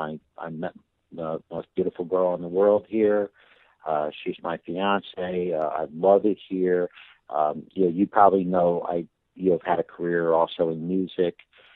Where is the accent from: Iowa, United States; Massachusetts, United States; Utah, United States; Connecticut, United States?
Connecticut, United States; Winsted; I was born in Connecticut, and in the hillbilly side of Connecticut, you know, the poor side of town.